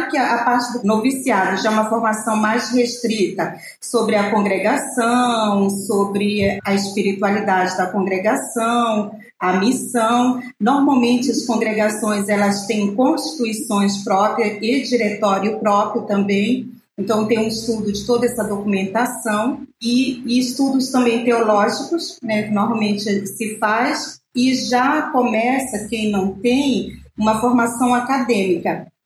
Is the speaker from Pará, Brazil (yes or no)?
yes; Pará, Brazil; born there; also born or lived in Belém; Eu nasci na Ilha do Marajó e lá já tinha as irmãs agostinianas missionárias, que tem os padres agostinianos recoletos.